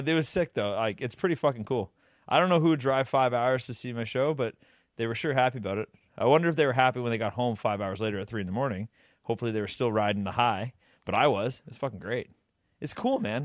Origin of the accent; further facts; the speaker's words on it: Canada; We're from Canada